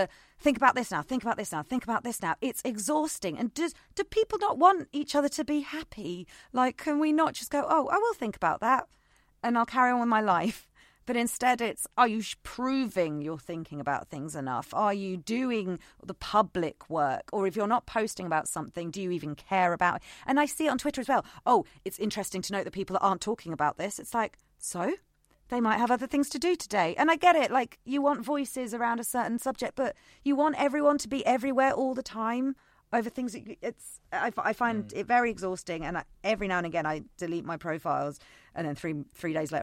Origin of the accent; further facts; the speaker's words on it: United Kingdom; We're British